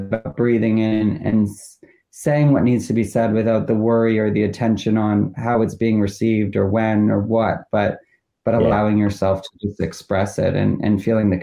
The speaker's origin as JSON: {"language": "English", "town": "Toronto", "region": "Ontario", "country": "Canada", "tie": "born or raised there", "moved": "yes", "said": "We grew up in Toronto."}